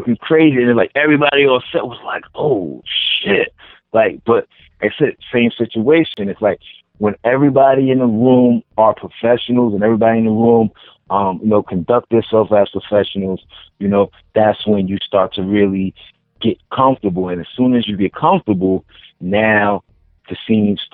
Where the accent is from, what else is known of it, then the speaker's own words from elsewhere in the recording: New York City, New York, United States; moved away; being a New Yorker and somebody from the East Coast, you know, we have that hustler, you know, mentality